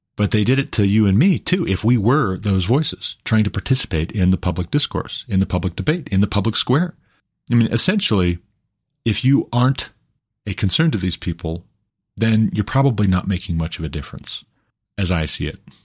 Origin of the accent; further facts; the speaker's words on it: Glendive, Montana, United States; I'm from Glendive, Montana. I've never even lived outside of the country.